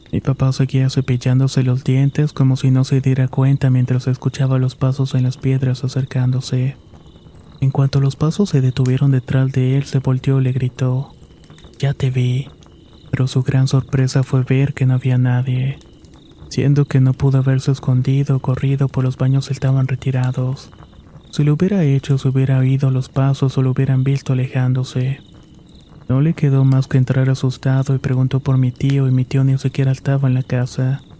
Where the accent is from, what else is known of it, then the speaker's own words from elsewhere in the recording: Saltillo, Coahuila, Mexico; Originalmente soy de Saltillo, Coahuila y esta es una historia breve.